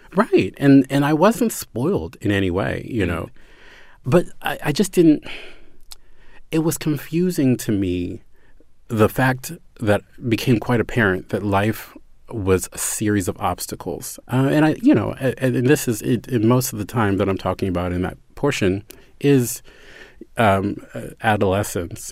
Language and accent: English; Baltimore, Maryland, United States; I'm from Baltimore